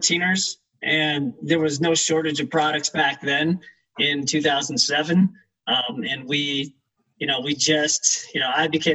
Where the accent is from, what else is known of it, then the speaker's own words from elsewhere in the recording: Evergreen, Colorado, United States; we're fourth generation Colorado natives. We grew up in Evergreen, just west of Denver